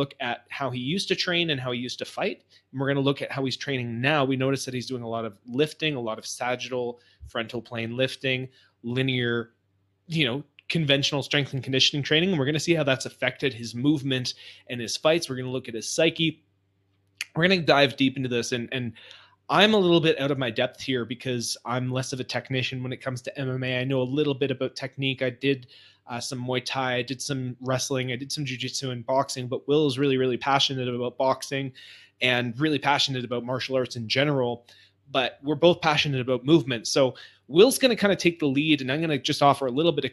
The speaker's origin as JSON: {"language": "English", "town": "Montreal", "region": "Quebec", "country": "Canada", "said": "I was from Montreal"}